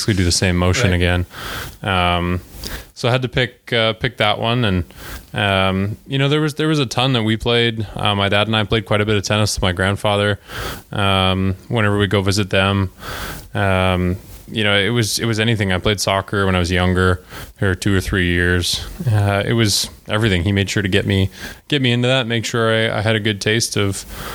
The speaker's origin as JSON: {"language": "English", "town": "Calgary", "region": "Alberta", "country": "Canada", "tie": "born or raised there", "moved": "yes", "said": "I'm from Calgary, Alberta, Canada."}